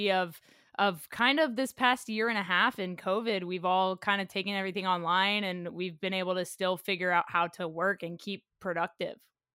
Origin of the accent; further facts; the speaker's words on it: Oklahoma, United States; as a kid growing up in Oklahoma, my brothers and I used to go out in the woods behind our neighborhood